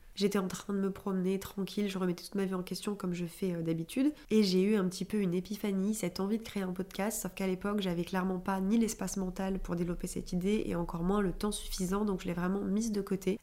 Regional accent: Clermont-Ferrand, Auvergne-Rhône-Alpes, France; moved away as an adult; now in Paris, France; j'ai grandi euh, à Clermont-Ferrand et j'ai déménagé à Paris il y a euh, environ euh, deux ans et demi

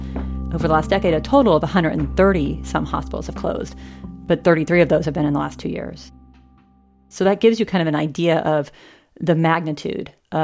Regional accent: southeastern Kansas, United States; moved away; You drive another hour south and you hit my hometown.

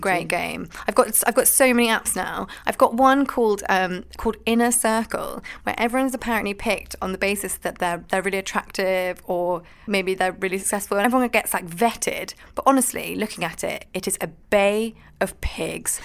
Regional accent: Scotland, United Kingdom; I am Scottish and a little bit posh.

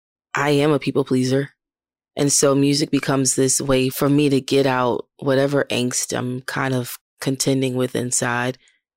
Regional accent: Baltimore, Maryland, United States; moved away as an adult; now in Nashville, United States; I lived in Baltimore. I'm from Baltimore City, and a lot of things I did were in the city.

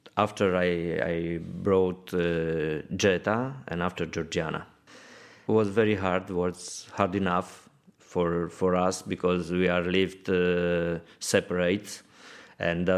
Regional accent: Alba Iulia, Alba County, Romania; English is a second language; moved away as an adult; now in Dublin, Ireland; We are coming from Romania in the Transylvania part

